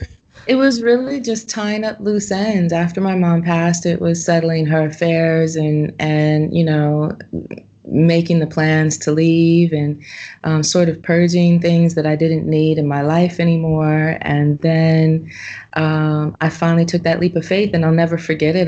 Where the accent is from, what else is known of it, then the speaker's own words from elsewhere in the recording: Los Angeles, California, United States; now in Ubud, Indonesia; I'm from Los Angeles, California